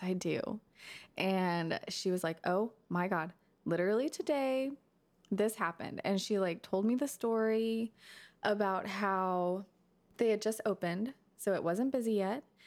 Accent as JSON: {"language": "English", "town": "McKinney", "region": "Texas", "country": "United States", "tie": "born or raised there", "said": "I grew up in McKinney"}